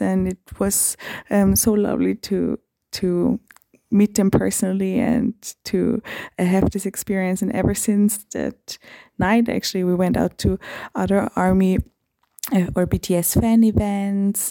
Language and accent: English; Vienna, Austria; I'm from Vienna, Austria.